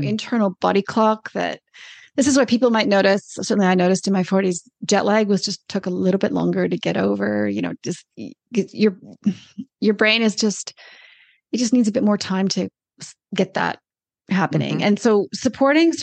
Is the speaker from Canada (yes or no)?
yes; Canada; moved away as an adult; also born or lived in Australia; now in New Zealand; I'm Canadian